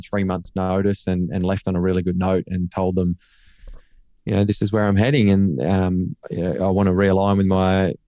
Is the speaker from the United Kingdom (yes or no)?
no; Cobar, New South Wales, Australia; moved away as an adult; also born or lived in Canberra; growing up in Cobar, my grandparents were a big part of my life there.